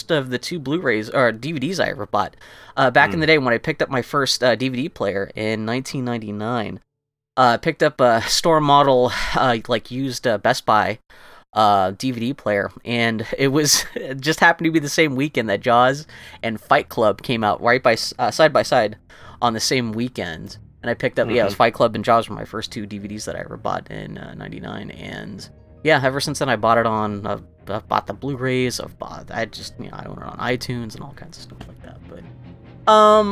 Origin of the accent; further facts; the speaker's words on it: Texas, United States; I was growing up in Texas and not in Martha's Vineyard